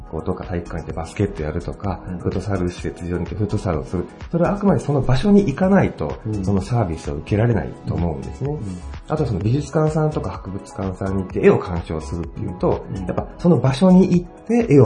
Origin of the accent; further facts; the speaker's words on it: Tsuyama, Okayama, Japan; 私は津山出身で